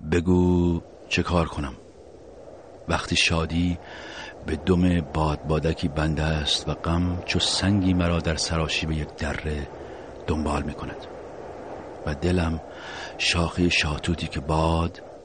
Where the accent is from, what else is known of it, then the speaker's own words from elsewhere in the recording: Iran; ما ایرانی هستیم